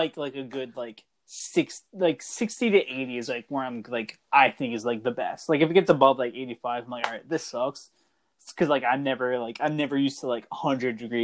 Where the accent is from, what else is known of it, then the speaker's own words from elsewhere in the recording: New England, United States; growing up in New England